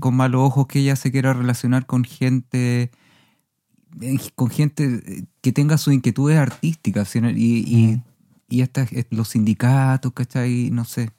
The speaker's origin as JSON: {"language": "Spanish", "town": "Viña del Mar", "region": "Valparaíso", "country": "Chile", "tie": "born or raised there", "said": "Yo también crecí en Viña del Mar"}